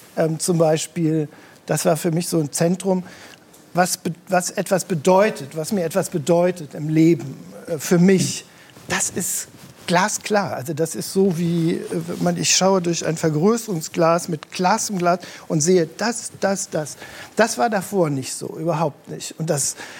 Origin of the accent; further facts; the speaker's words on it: Rhineland, Germany; ich bin ja im Rheinland geboren